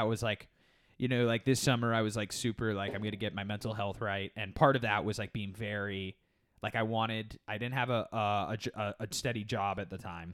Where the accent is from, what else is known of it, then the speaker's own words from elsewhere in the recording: Orlando, Florida, United States; I grew up in Orlando